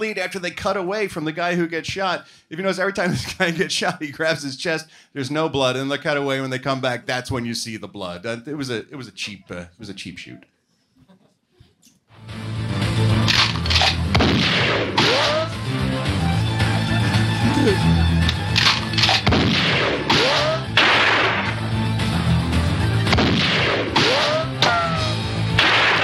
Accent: Philadelphia, Pennsylvania, United States; moved away; Philadelphia, Pennsylvania, my hometown.

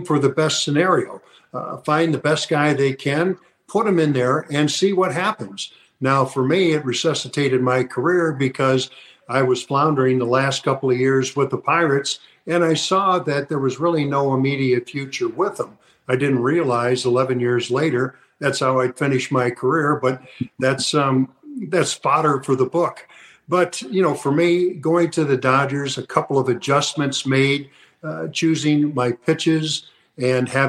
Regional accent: St. Louis, Missouri, United States; while I was in high school because I'm from St. Louis.

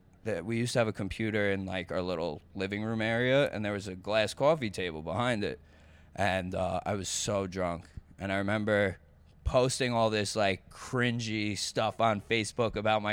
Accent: Lake Grove, New York, United States; Lake Grove, New York.

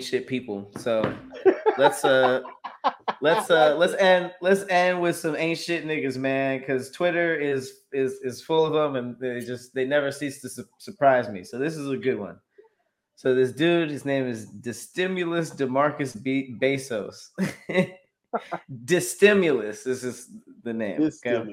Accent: Los Angeles, California, United States; I'm from Los Angeles. Like I grew up around Mexican people

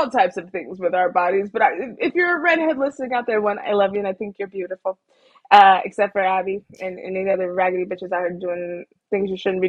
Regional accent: Texas, United States; I will say UT is not basic. I'm from Texas.

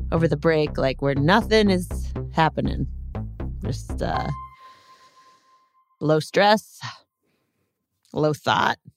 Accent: India; from India.

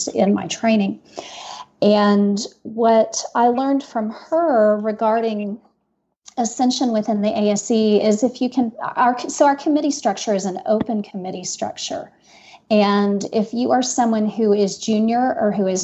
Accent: Texas, United States; moved away as an adult; now in Utah, United States; I grew up in Texas

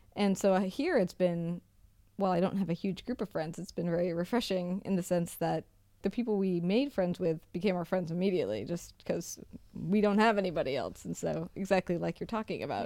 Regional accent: Seattle, Washington, United States; moved away; I come from Seattle

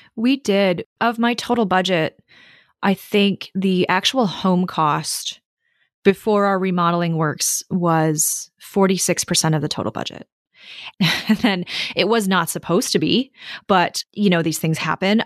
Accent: Minnesota, United States; moved away as an adult; also born or lived in New York / San Francisco / Melbourne, Australia / London; I grew up in Minnesota

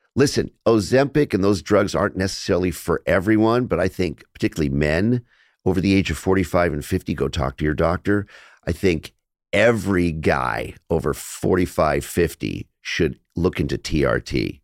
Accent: Los Angeles, California, United States; I grew up in Los Angeles

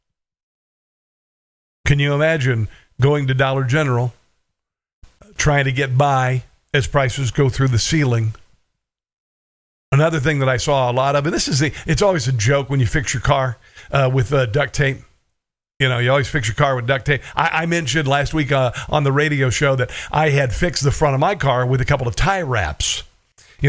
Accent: Neola, Iowa, United States; moved away; also born or lived in Missouri / Kansas; this is where I'm from. I'm from Neola, Iowa

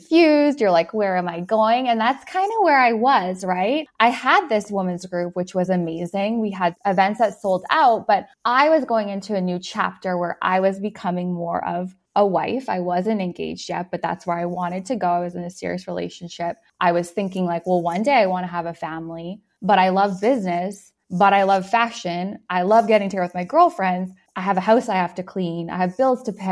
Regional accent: Canada; I'm from Canada

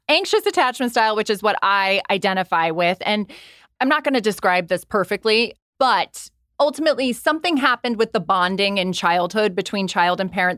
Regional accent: Ireland; I also was raised by Irish Catholic parents. I'm from Ireland

